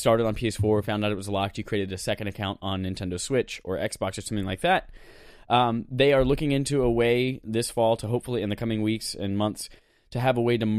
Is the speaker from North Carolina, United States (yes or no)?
yes; North Carolina, United States; he knows I come from North Carolina.